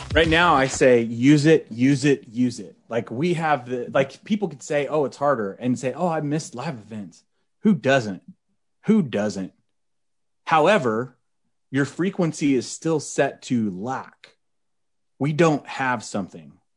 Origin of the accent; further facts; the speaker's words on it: Oklahoma, United States; Oklahoma? Like, that's where I'm from.